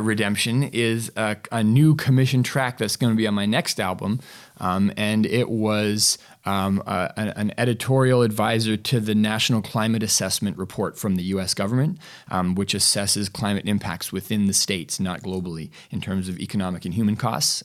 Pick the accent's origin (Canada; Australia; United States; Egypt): Canada; I'm from Canada